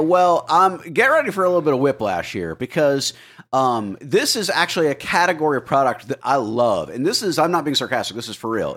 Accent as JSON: {"language": "English", "region": "Florida", "country": "United States", "said": "I am from Florida"}